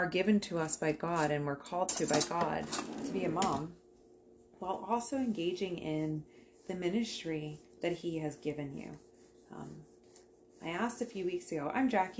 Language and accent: English; United States; now in Canada; I am from America. I'm American.